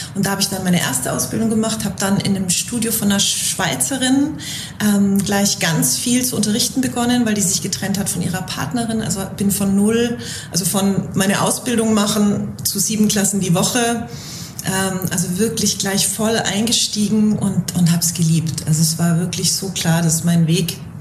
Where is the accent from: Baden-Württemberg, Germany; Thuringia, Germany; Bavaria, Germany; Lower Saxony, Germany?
Bavaria, Germany; moved away; ich komme ursprünglich aus Bayern